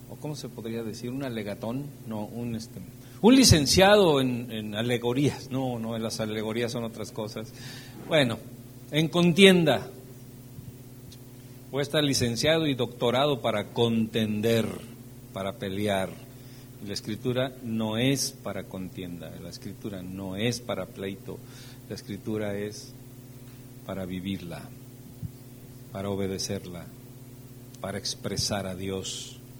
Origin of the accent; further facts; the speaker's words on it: Veracruz, Mexico; Espérame, pero si yo, yo soy de Veracruz, nada bueno.